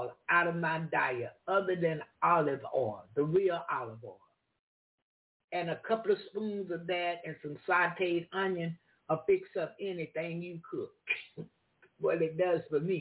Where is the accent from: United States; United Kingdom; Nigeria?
United States; the South; I'm from the South